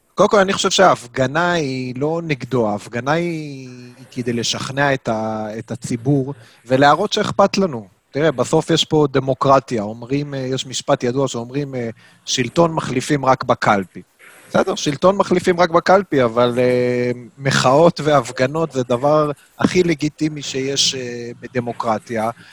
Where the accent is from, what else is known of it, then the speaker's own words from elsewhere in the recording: Jerusalem, Jerusalem District, Israel; בתור ירושלמי אני אומר לך